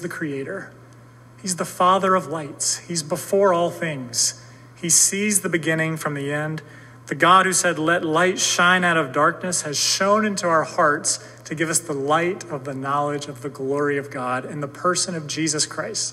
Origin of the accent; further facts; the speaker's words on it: the South, United States; I grew up in the South, so I listened to country music growing up